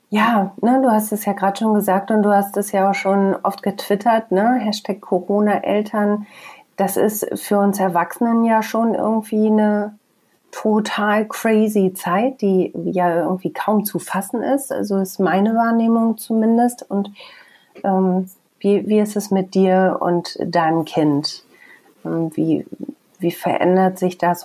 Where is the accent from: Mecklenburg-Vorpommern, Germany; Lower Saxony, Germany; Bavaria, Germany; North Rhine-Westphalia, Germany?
North Rhine-Westphalia, Germany; Bielefeld